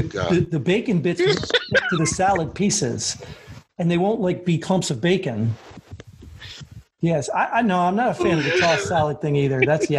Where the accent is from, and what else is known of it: United States